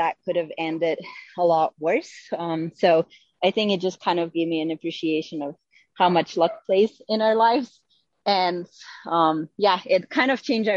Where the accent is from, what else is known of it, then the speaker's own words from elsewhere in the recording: Slovenia; moved away; I grew up in Slovenia and I started gymnastics when I was, I think, 5 years old